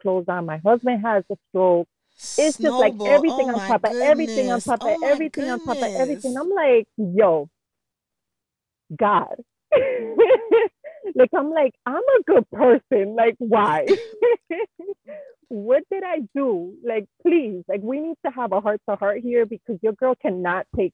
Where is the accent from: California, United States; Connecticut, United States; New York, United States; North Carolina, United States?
New York, United States; New York City; born and raised in Jamaica, Queens